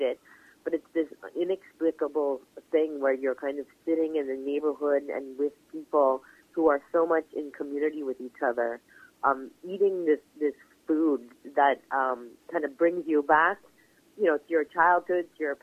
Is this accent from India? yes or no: no; Montreal, Quebec, Canada; I grew up eating in Montreal